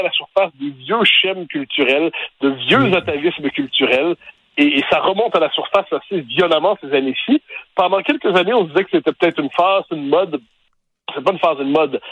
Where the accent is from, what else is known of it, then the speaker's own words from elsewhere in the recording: Quebec, Canada; dans nos références québécoises